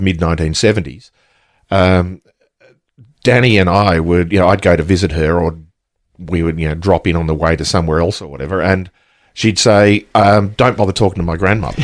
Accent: Australia; I grew up in that era in the nineteen, late nineteen fifties, early nineteen sixties

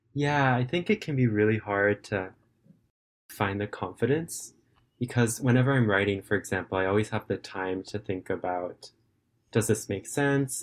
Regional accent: California, United States; now in Japan; I'm currently a student and I live in Japan, but I'm originally from California in the United States

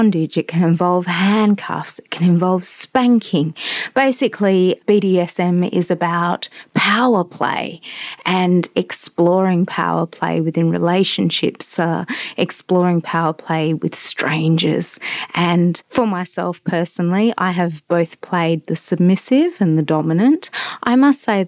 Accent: Western Australia, Australia; I am an Aussie, a West Australian

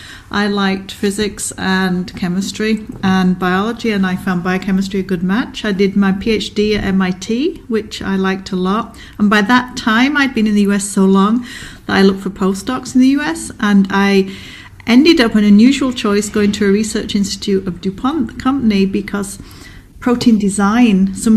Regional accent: Leeds, Yorkshire and the Humber, United Kingdom; moved away as an adult; also born or lived in Oxford, United Kingdom / United States; I was born in Leeds in the north of England

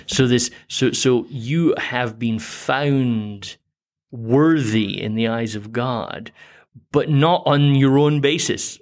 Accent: Scotland, United Kingdom; I grew up in Protestant Scotland

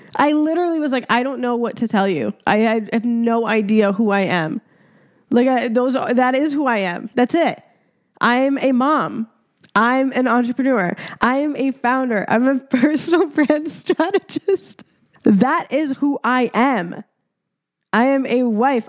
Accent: Egypt; moved away; I was born in Egypt

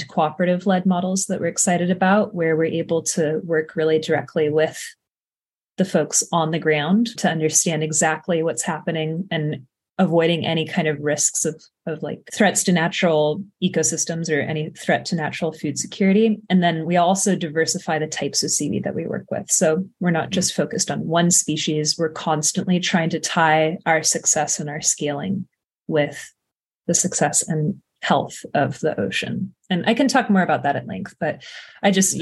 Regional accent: Carmel, California, United States; I grew up in Carmel, a couple hours south from the Bay Area.

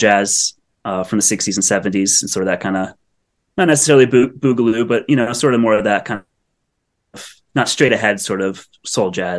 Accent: Northeast, United States; accent: Northeast twang; now in Los Angeles, United States; growing up in the Northeast and in the whole jam band world in high school

